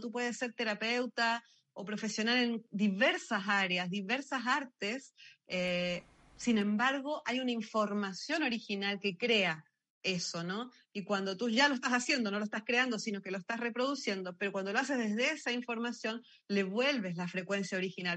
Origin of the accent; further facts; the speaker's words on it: Argentina; now in Chile; Yo soy argentina, nacida y criada